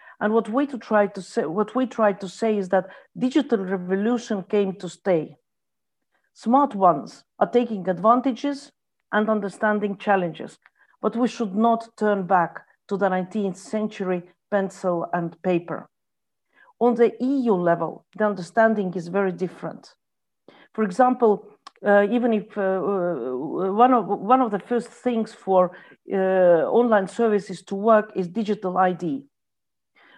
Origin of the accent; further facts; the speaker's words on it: Estonia; I come from Estonia.